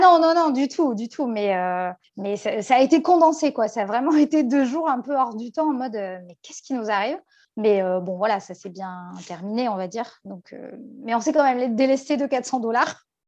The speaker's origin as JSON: {"language": "French", "country": "France", "said": "On vient de France"}